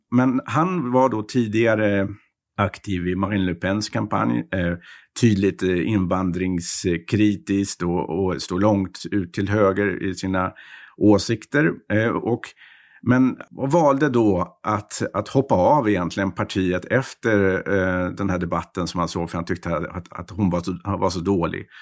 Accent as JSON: {"language": "Swedish", "country": "Sweden", "moved": "as an adult", "lives_now": "Paris, France", "said": "när man som svensk kommer"}